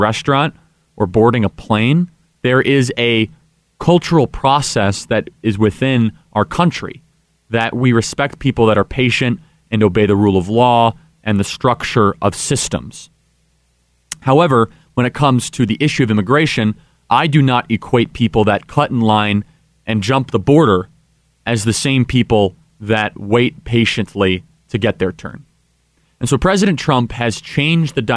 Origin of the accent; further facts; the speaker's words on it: Illinois, United States; I'm from Illinois